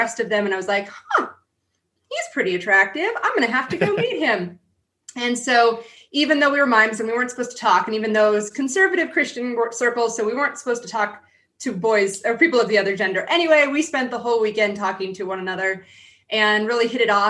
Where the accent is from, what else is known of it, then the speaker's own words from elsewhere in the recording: San Diego, California, United States; I grew up in San Diego